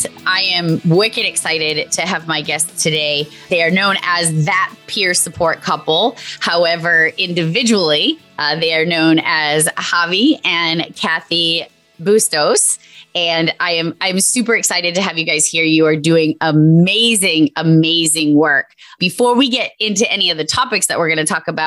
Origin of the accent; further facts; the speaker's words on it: Massachusetts, United States; I'm from Massachusetts.